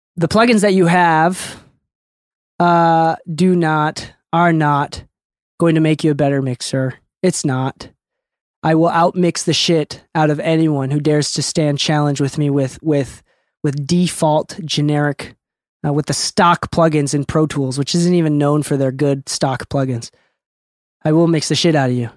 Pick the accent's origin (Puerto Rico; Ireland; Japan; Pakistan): Japan; Okinawa; moved away; I'm an island boy, dude. I'm from Okinawa